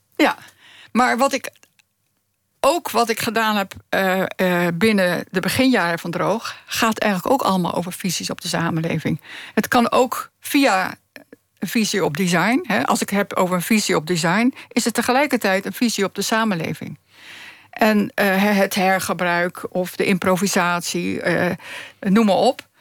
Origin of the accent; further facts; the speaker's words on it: Zoetermeer, South Holland, Netherlands; moved away; also born or lived in The Hague / Friesland; Ik ben geboren in Zoetermeer.